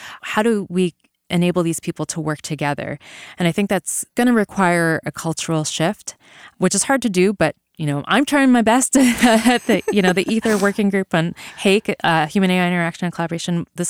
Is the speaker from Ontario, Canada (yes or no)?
no; Vancouver, British Columbia, Canada; moved away as an adult; So I grew up in Vancouver, BC.